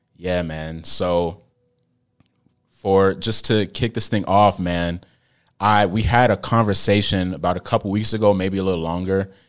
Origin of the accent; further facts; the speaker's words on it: United States; I was born here in America, but I'm very cultured.